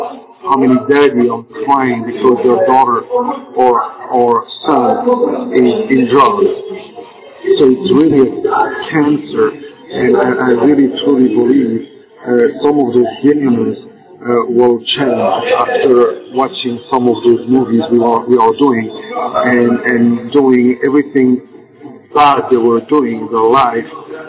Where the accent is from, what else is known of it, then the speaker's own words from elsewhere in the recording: Belgium; English is a second language; moved away as an adult; now in Los Angeles, United States; we grew up together in Belgium, and we went in 1982 in Los Angeles.